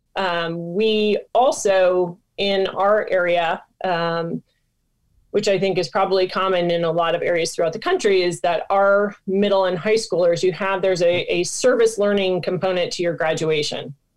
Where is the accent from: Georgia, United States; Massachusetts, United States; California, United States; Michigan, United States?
Michigan, United States; moved away; I'm from Michigan originally